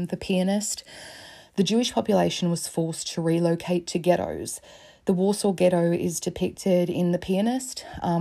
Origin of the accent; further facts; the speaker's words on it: Australia; As an Australian